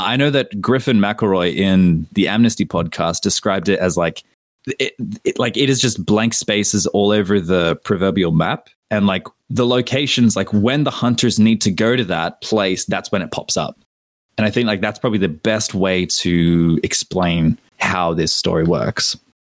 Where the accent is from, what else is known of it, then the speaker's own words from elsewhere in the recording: Australia; as an Aussie